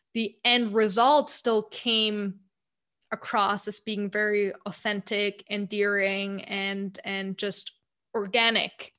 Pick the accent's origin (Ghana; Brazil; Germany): Germany; moved away as an adult; also born or lived in United States; growing up in Germany